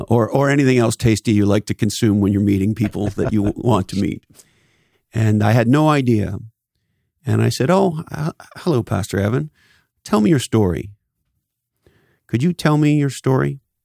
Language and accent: English; Canada; I grew up in Canada